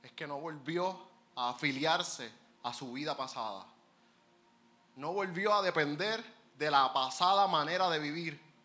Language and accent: Spanish; Puerto Rico; Nosotros somos unos negociantes puertorriqueños, astutos, avispados